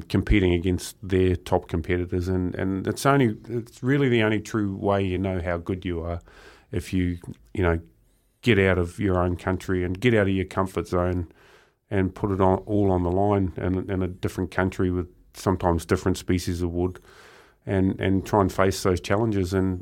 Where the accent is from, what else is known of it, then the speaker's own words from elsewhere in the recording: Murupara, Bay of Plenty, New Zealand; growing up in Murupara. It's quite a small town, strong logging community